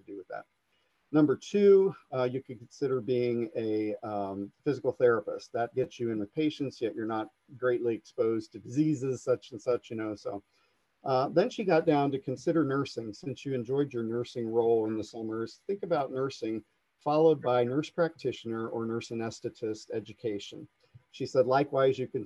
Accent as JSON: {"language": "English", "town": "Coshocton", "region": "Ohio", "country": "United States", "tie": "born or raised there", "said": "to work here in my hometown"}